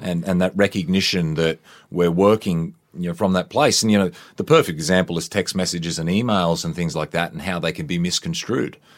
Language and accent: English; Queensland, Australia; I grew up in Queensland, a youngster.